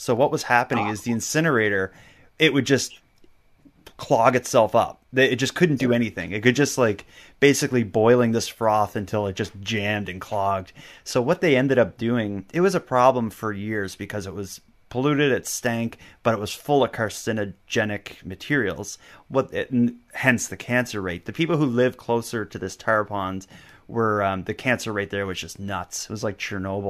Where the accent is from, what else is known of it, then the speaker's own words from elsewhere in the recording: Nova Scotia, Canada; it was where I grew up in Cape Breton, as I talked about there, it was the unemployment rate was nuts. Where I grew up, we had the highest unemployment rate, highest cancer rate, and highest teen pregnancy rate in all of Canada.